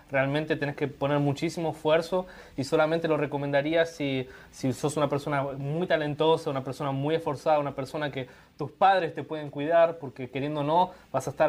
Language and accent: Spanish; Brazil; Spanish is a second language; La hinchada es un poco difícil para nosotros porque somos de, de Brasil